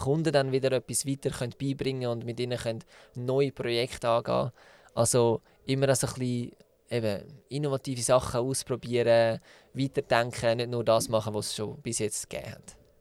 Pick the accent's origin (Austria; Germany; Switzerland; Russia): Switzerland; Zug; Der Peter und ich ähm, haben zusammen Tinken gegründet und sind beide in Zug aufgewachsen